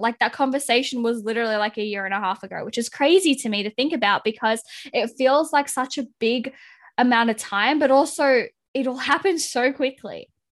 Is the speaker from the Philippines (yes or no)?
yes; Philippines; being the Filipino that I am